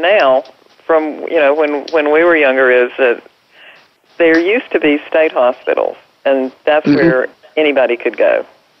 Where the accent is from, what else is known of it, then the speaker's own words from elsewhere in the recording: North Carolina, United States; You know, I'm from North Carolina.